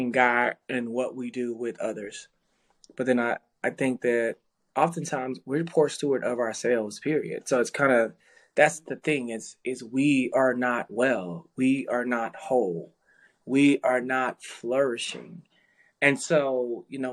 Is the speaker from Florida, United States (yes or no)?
no; Dallas, Texas, United States; I grew up in South Dallas